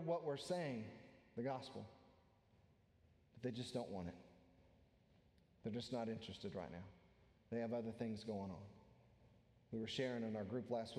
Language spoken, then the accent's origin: English; United States; American Christians, specifically American Christians